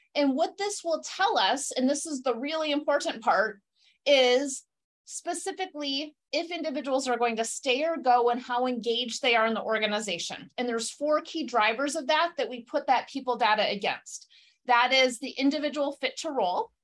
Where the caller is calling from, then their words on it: Beloit, Wisconsin, United States; I'm calling in from Wisconsin. I'm in a little town called Beloit between Madison and Chicago